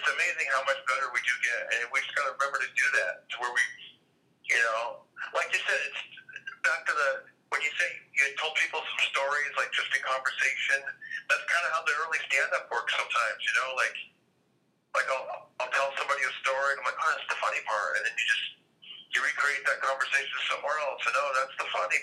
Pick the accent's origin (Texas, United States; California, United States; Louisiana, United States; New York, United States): California, United States; Fresno; my hometown Fresno